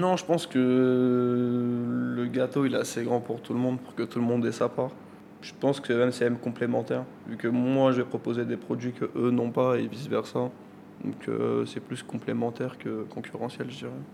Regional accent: Pantin, Île-de-France, France; also born or lived in Turkey (ancestry); J'étais en primaire à Pantin, au collège à Pantin. Et euh, du coup, j'ai un peu grandi ici

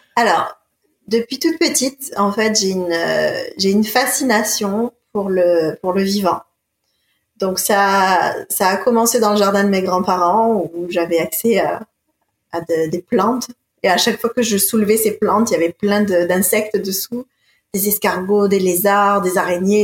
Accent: Marseille, Provence-Alpes-Côte d'Azur, France; also born or lived in Montpellier / Sweden; Je suis originaire, je suis née de Marseille. Ah, je suis originaire de Marseille.

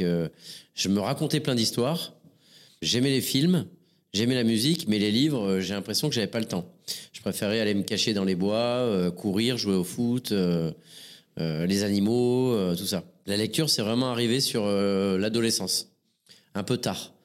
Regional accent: Montpellier, Occitania, France; je suis né une première fois euh, à Montpellier euh, le 16 avril 1974

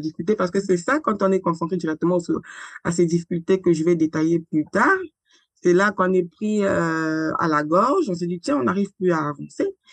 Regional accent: Republic of the Congo; moved away as an adult; now in France; je suis née et grandie au Congo-Brazzaville. J'ai quitté le Congo-Brazzaville pour euh, la France sur le haut de mes 33 ans.

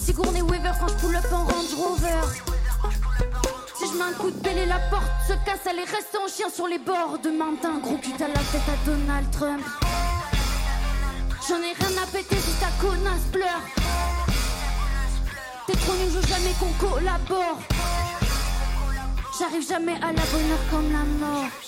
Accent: Toulouse, Occitania, France; je viens de Toulouse

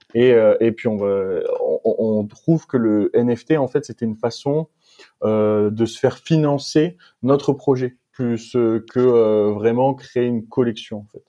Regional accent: Metz, Grand Est, France; moved away as an adult; also born or lived in Strasbourg / Montpellier; now in Aix-en-Provence, France; je suis natif de Metz

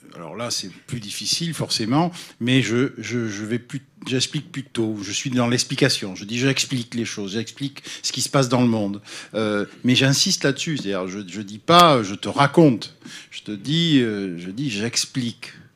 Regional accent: Bordeaux, Nouvelle-Aquitaine, France; Je suis bordelais

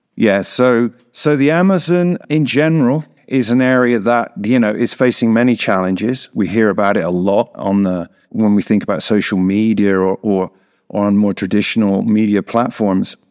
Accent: England, United Kingdom; moved away as an adult; now in Bolivia; I am not Bolivian. I am from the United Kingdom. I'm English.

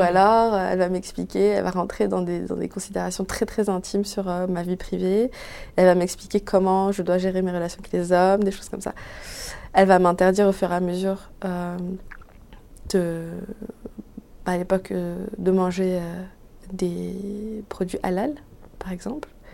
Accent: Sarcelles, Île-de-France, France; also born or lived in Paris; j'ai grandi, j'ai passé les 15 premières années de ma vie à Sarcelles

